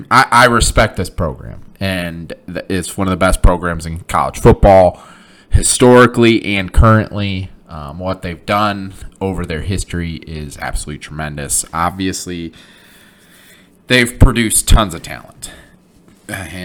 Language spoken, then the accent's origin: English; Flint, Michigan, United States; born and raised in Flint, Michigan